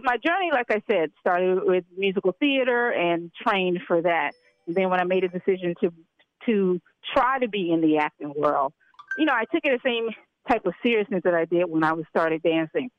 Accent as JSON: {"language": "English", "town": "Memphis", "region": "Tennessee", "country": "United States", "said": "I'm also from Memphis, Tennessee."}